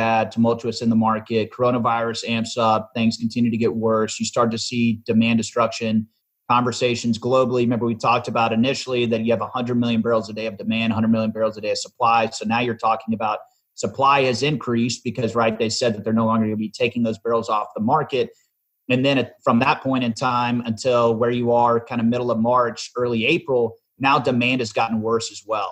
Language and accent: English; Dallas, Texas, United States; my hometown is Dallas, Texas, born and raised here.